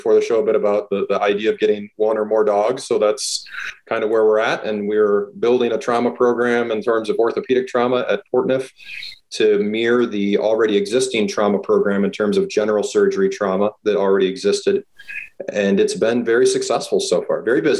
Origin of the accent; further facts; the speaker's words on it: Minneapolis, Minnesota, United States; moved away as an adult; also born or lived in El Paso, Texas / Bronx, New York / Baltimore / Florida; now in Pocatello, United States; I'm 44. I was born and raised in Minneapolis, Minnesota by a single mom.